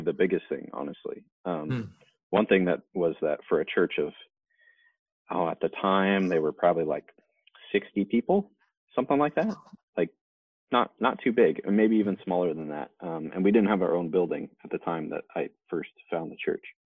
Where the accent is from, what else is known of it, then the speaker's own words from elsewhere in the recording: Salinas, California, United States; now in Tucson, Arizona, United States; I grew up in Salinas, California